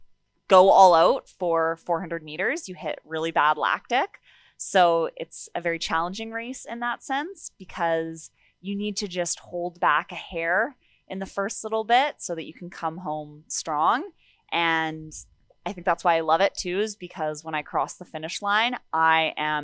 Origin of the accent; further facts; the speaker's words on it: Sherwood Park, Alberta, Canada; also born or lived in Kenora, Ontario; So I was born in Kenora, Ontario. And then my family moved out here to Sherwood Park, Alberta.